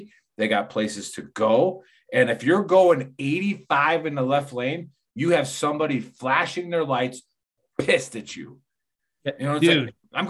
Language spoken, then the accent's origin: English; Wisconsin, United States; So growing up in Wisconsin before analog brakes